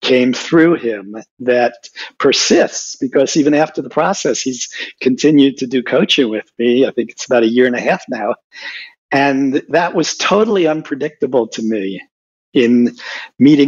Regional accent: Puerto Rico; moved away as an adult; also born or lived in New York City, United States / New Orleans, United States; I went to grammar school, junior high, and high school in Puerto Rico, graduated in 1966

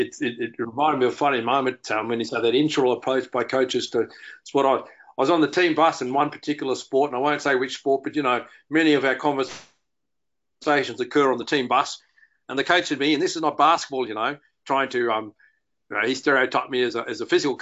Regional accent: Australia; I've had the honour in Australia of being involved with so many of them, and as Australian sport is more appreciated around the world. We were once that little nation that no one really knew about

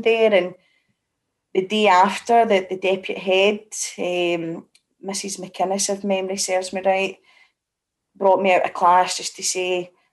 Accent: Glasgow, Scotland, United Kingdom; I'm from, born and bred in Parkhead

